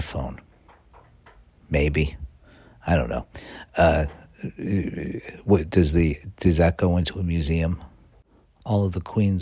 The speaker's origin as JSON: {"language": "English", "country": "United States", "said": "I'm an American."}